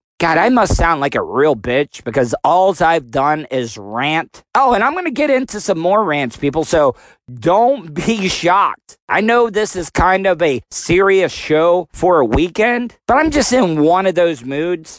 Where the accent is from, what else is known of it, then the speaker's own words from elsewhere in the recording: the South, United States; I was born in the South